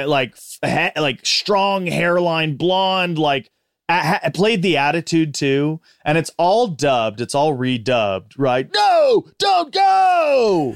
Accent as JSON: {"language": "English", "town": "Big Bear City", "region": "California", "country": "United States", "tie": "born or raised there", "said": "I grew up in Big Bear City, California"}